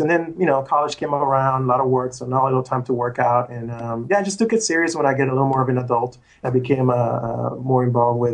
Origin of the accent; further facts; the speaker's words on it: Puerto Rico; now in United States; I was from Puerto Rico